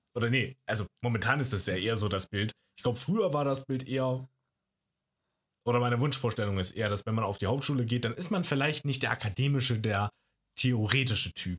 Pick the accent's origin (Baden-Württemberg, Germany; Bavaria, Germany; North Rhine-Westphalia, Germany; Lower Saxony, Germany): Baden-Württemberg, Germany